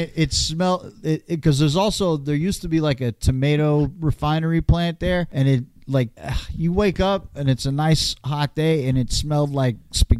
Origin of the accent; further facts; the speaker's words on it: Salinas, California, United States; moved away as an adult; also born or lived in Gilroy / San Jose / Berkeley; now in New Jersey, United States; I'm born and raised in Salinas, but I lived in Gilroy for a long time, and San Jose and all over Berkeley. Been all over Northern California, man.